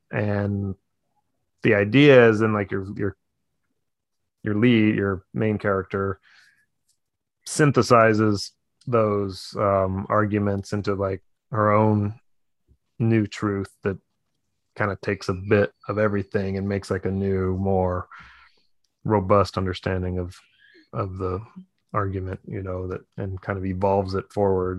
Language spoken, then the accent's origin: English; United States; as an American, we're almost all transplants from somewhere.